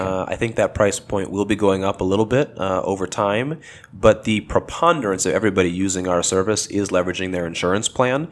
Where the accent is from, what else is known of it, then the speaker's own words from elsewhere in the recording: Los Angeles, California, United States; I grew up in Los Angeles, and I still live in the L A area today